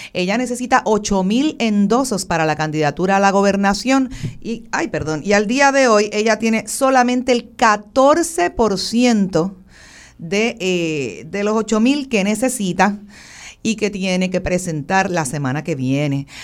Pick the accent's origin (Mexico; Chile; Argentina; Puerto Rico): Puerto Rico; como puertorriqueños